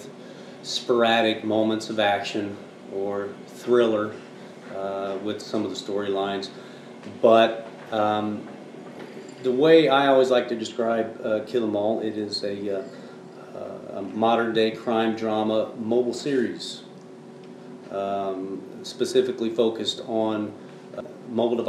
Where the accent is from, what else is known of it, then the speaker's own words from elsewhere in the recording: Kansas City, Missouri, United States; also born or lived in Los Angeles; I'm from Kansas City